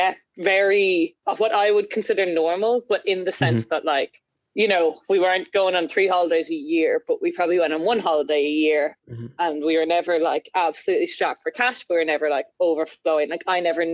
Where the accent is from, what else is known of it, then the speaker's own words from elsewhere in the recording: Trim, County Meath, Ireland; I grew up in Trim in Meath, the home of the castle at which Braveheart was filmed